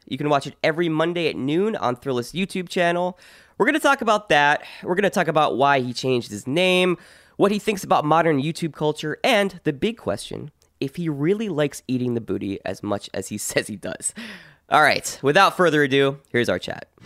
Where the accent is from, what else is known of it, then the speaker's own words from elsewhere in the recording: New Jersey, United States; I'm from New Jersey